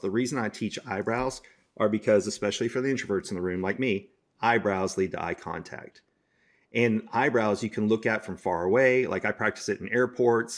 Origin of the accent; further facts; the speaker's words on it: Dallas, Texas, United States; my hometown, Dallas, Texas